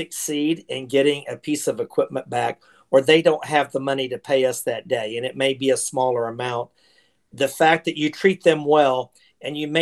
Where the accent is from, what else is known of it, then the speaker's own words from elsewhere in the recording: Oklahoma City, Oklahoma, United States; moved away as an adult; also born or lived in Dallas, Texas; I was born and raised in Oklahoma City, Oklahoma, and lived there for 22 years